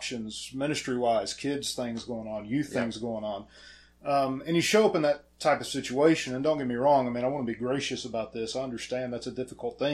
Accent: Pickens, South Carolina, United States; Born and raised in Pickens

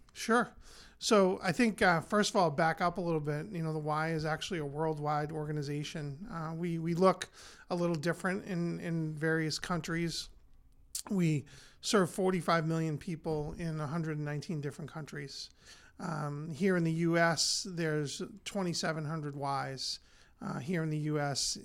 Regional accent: North Andover, Massachusetts, United States; I grew up here in North Andover, attended North Andover Public Schools, uh, graduated from North Andover High School in 1985

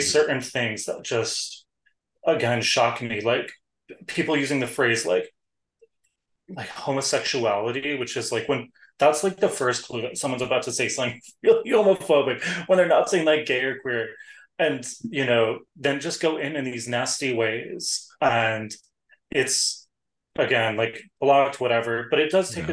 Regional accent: New York City, New York, United States; I'm a New Yorker

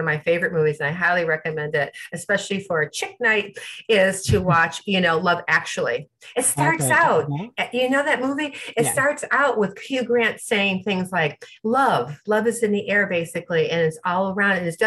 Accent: Midwest, United States; I'm from the Midwest. We talk to everybody

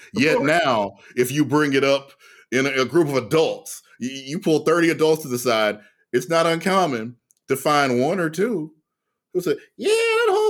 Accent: Louisiana, United States

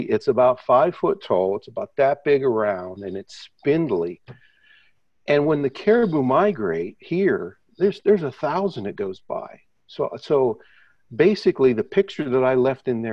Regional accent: Midwest, United States; moved away as an adult; now in Canada; I'm from the Midwest in the States.

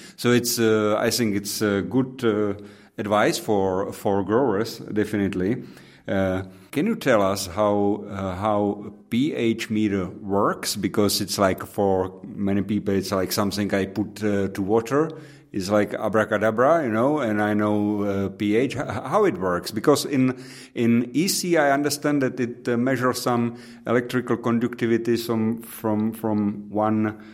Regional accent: Pilsen, Plzeň Region, Czechia; English is a second language; my hometown in Pilsen

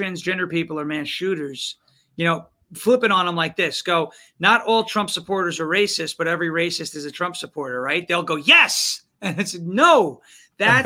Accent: Long Island, New York, United States; When I grew up on Long Island, we started a grassroots political movement there

